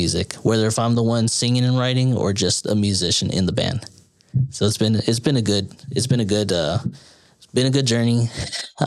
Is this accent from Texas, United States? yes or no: yes; San Antonio, Texas, United States; moved away as an adult; now in Austin, United States; I was born and raised in San Antonio, Texas. So that's where I'm actually from.